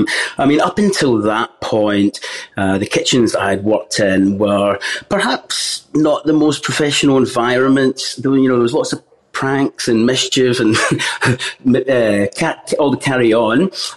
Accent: Glasgow, Scotland, United Kingdom; Growing up in Scotland, Glasgow's eastern suburbs, we definitely grew up with a basic diet that you would expect from a normal family in the 80s and 90s.

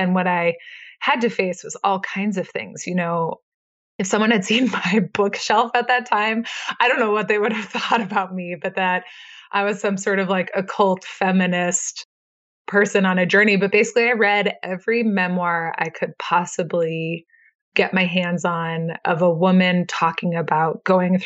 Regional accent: Midwest, United States; now in Idaho, United States; I grew up in the Midwest

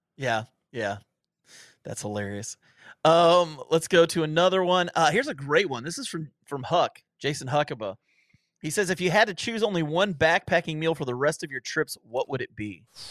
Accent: Ohio, United States; I grew up in Ohio

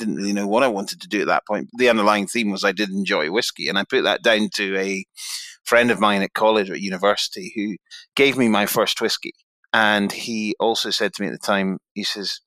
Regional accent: Helensburgh, Scotland, United Kingdom; moved away; also born or lived in Taiwan; I'm effectively a Glasgow boy. I'm from Helensburgh, which is just outside of 25 miles down the Clyde from Glasgow.

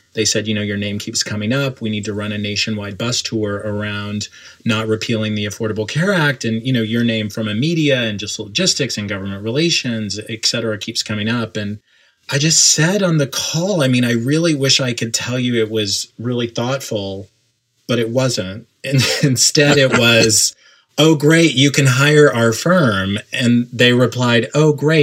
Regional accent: Oklahoma, United States; moved away as an adult; also born or lived in New York City; I grew up in Oklahoma and then moved to New York City in 1998

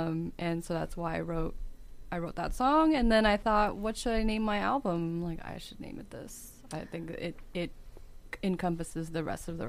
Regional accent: United States; So mm-hmm. and I am an American.

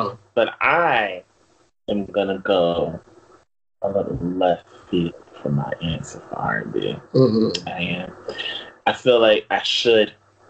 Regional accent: Northeast, United States; I am, of all three of us, I am from the Northeast. Mm-hmm. I am from the tri-state area, born and raised.

